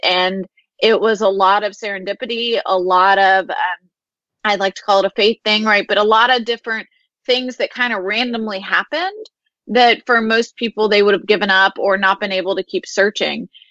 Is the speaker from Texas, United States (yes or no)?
yes; Houston, Texas, United States; I grew up here in Houston